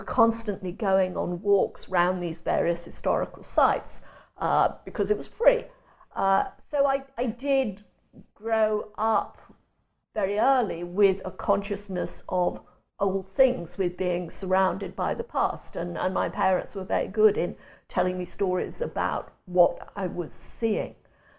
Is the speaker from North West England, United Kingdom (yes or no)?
yes; Chester, North West England, United Kingdom; born there; I was born and spent my first 5 years in Chester, which is on the boundary of England and the north of Wales.